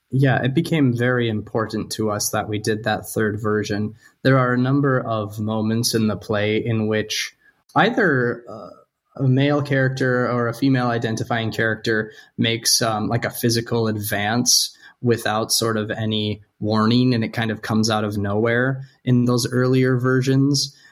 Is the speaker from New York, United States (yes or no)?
no; North Dakota, United States; I'm from North Dakota, where snowmobiling is.